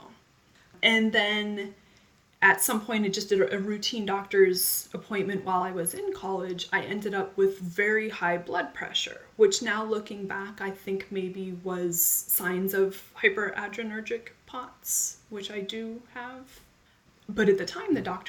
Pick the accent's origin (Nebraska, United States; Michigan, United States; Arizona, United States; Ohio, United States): Arizona, United States; Phoenix; now in California, United States; I'm 41 years old, and I grew up in Phoenix, Arizona.